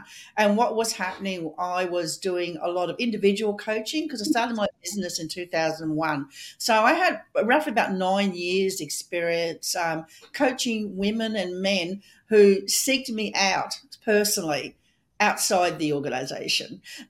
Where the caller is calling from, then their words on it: Australia; And I'm coming from Australia and Melissa's coming all the way from Canada.